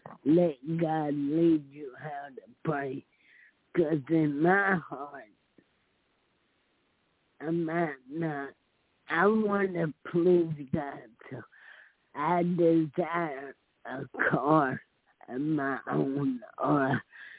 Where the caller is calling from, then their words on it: Alabama, United States; … from Alabama.